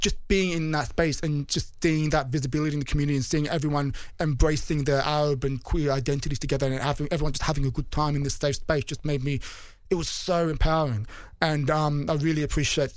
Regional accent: Sydney, New South Wales, Australia; accent: Bogan; moved away as an adult; now in London, United Kingdom; I was born in Sydney.

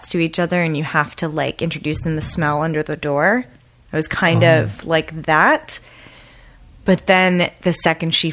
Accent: Lancaster County, Pennsylvania, United States; moved away as an adult; also born or lived in Philadelphia, Pennsylvania / Portland, Oregon / Hawaii; now in Los Angeles, United States; I grew up outside of Philadelphia, Pennsylvania. I grew up in Amish country, Pennsylvania, Lancaster County

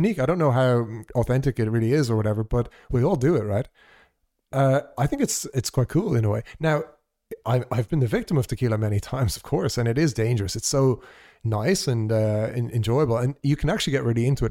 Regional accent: Ireland; also born or lived in Portugal; as an Irish person who has never lived in that part of the world

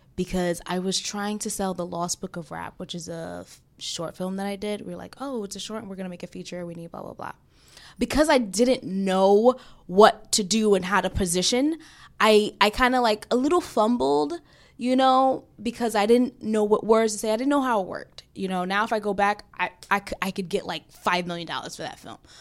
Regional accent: New York, United States; growing up in Brooklyn

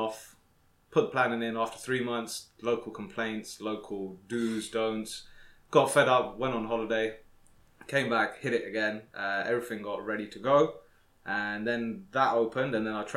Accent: Slough, South East England, United Kingdom; I'm originally from London, Slough Town

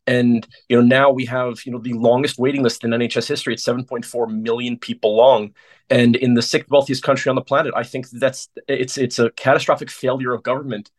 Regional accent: United States; moved away as an adult; now in London, United Kingdom; I come from the United States, the land of private healthcare

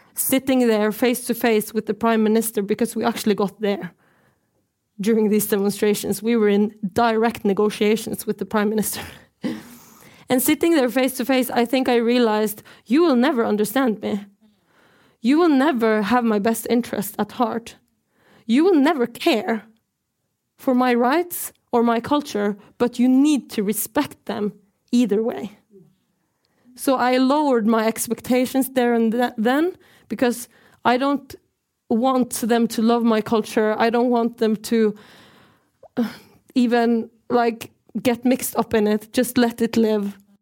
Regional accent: Norway; I'm from the Norwegian side of occupied Sápmi

